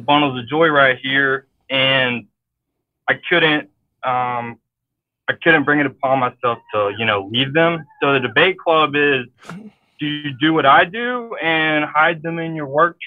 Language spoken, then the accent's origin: English; Tallahassee, Florida, United States; now in Valdosta, United States; I'm in Valdosta, Georgia, but I'm from Tallahassee, Florida.